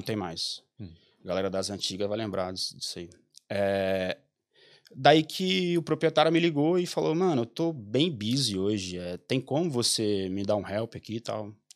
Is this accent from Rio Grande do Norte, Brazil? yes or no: yes; Mossoró, Rio Grande do Norte, Brazil; moved away as an adult; also born or lived in Goiás / Belém / São Paulo / Chile; eu sou de Mossoró, Rio Grande do Norte